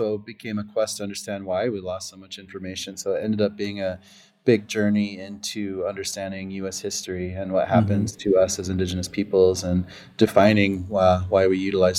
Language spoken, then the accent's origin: English; Pine Ridge Reservation, South Dakota, United States; moved away as an adult; now in Minneapolis, United States; I grew up on Pine Ridge Reservation in South Dakota.